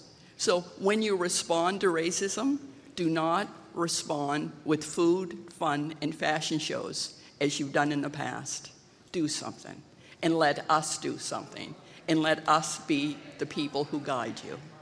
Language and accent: English; Nova Scotia, Canada; I'm from Nova Scotia. I'm African-Canadian, the Black Loyalist. I'm also Miss Disney Cree from Bay James.